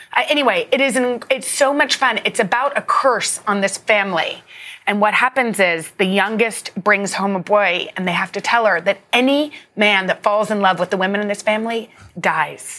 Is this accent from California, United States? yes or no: no; Texas, United States; I grew up in Texas.